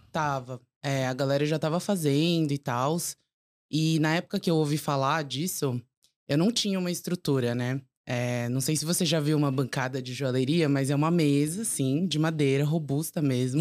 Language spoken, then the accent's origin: Portuguese; São Paulo, Brazil; nasci e cresci em São Paulo